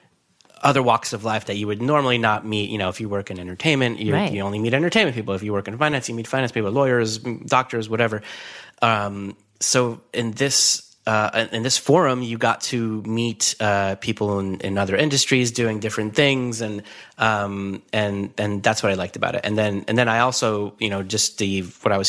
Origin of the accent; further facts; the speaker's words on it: New York area, United States; moved away as an adult; also born or lived in Los Angeles; I grew up in the New York area